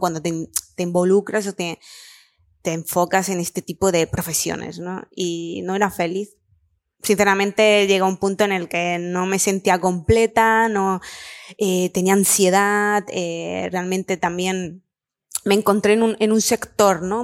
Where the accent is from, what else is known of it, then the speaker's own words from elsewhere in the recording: Lanjarón, Andalusia, Spain; moved away as an adult; also born or lived in Barcelona; yo soy de Granada, de un pueblo pequeñito, eh, Lanjarón